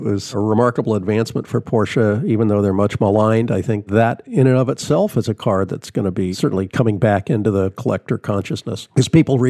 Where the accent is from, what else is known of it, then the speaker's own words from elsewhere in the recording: Southern California, United States; growing up in Southern California